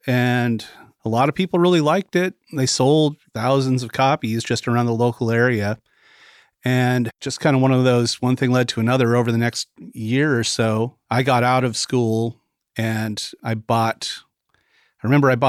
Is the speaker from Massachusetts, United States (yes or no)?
no; Vancouver, Washington, United States; now in Muscle Shoals, United States; I was born and raised in Vancouver, Washington, which is at the very southern end of Washington State. It's actually a suburb of Portland, Oregon. So I grew up about 10, 15 minutes away from downtown Portland, but on the north side of the Columbia River.